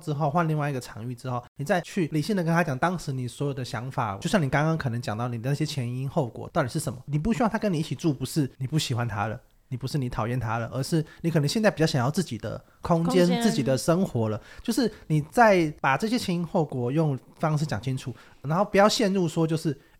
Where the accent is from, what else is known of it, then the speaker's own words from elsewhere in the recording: Kaohsiung, Taiwan; 我高雄人。